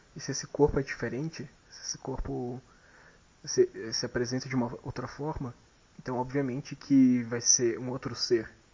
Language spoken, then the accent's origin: Portuguese; Brazil; pela gente como brasileiros